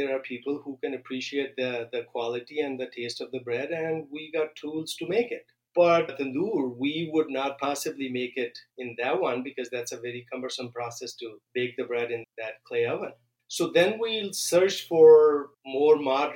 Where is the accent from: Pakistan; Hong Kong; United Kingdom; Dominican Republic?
Pakistan; also born or lived in Illinois; now in Minnesota, United States; where I grew up in Pakistan